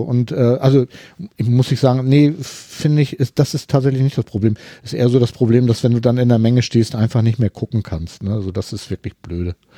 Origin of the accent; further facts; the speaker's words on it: Hamburg, Germany; ich komme ja aus Hamburg